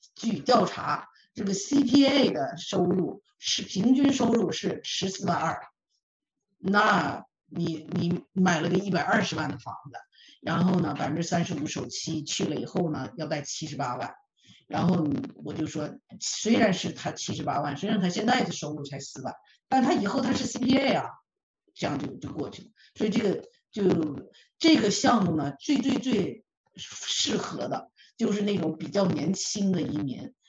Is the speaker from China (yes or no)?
yes; Northeast China, China; moved away as an adult; now in Canada; 我是东北人哈，就说这话叫捡漏儿，我是经常捡漏儿